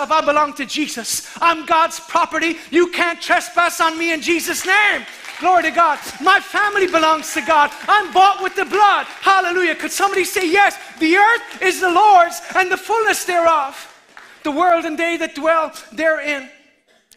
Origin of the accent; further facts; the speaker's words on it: Ireland; the ancient Christian legacy that we have as the Irish people